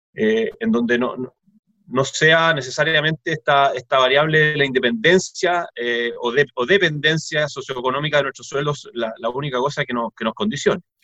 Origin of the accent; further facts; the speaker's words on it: Chile; somos todos chilenos